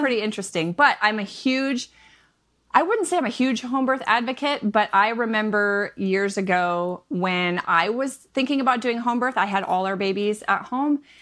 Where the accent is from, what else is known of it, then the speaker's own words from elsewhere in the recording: Michigan, United States; moved away; I am a Midwest mama of seven. I'm originally from Michigan